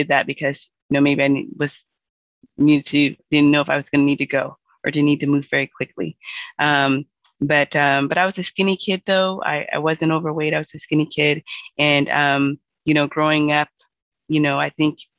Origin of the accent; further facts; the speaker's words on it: Seattle, Washington, United States; I'm from Seattle, and I grew up here.